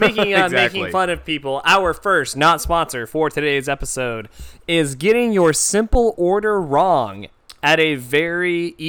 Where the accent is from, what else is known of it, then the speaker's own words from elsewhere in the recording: Texas, United States; we're from Texas.